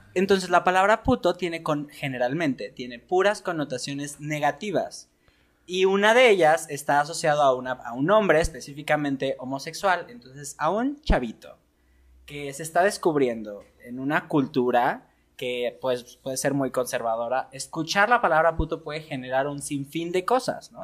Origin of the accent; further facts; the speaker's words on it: Mexico; cómo fuimos educados como mexicanos